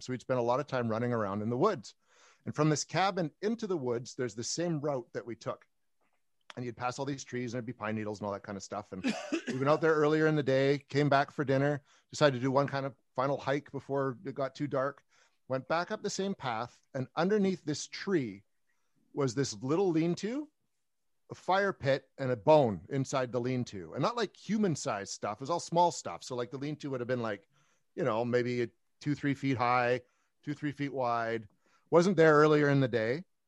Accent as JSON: {"language": "English", "country": "Canada", "said": "I'm a Canadian, like you said, paranormal investigator"}